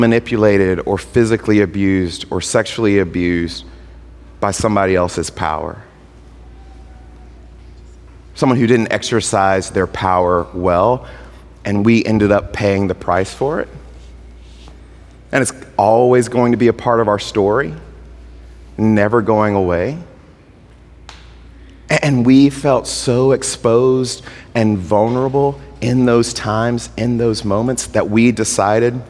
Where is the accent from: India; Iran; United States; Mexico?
United States; Mississippi; I'm from Mississippi